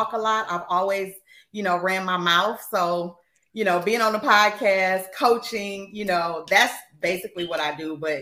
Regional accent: Waukegan, Illinois, United States; Your girl is from the west side of Waukegan.

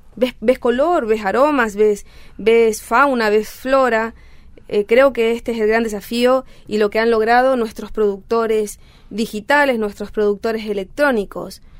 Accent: Clorinda, Formosa, Argentina; Yo nací en Clorinda Formosa

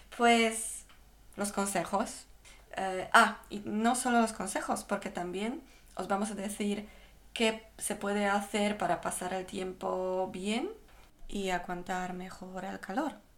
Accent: Poland; now in Spain; soy, soy polaca

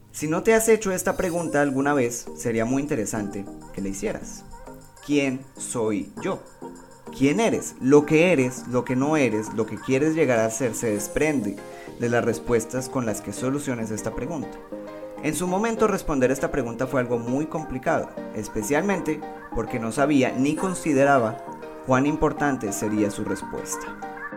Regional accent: Colombia; Soy un buen colombiano

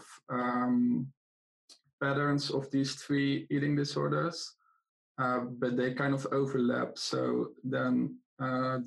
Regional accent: Netherlands; English is a second language; now in Greece; I am in Greece right now, but I'm originally from the Netherlands

